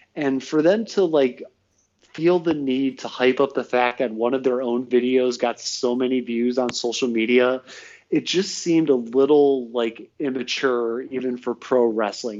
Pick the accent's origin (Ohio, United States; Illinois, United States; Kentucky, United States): Ohio, United States; Northfield; I'm from Northfield. It's like a little bit outside the city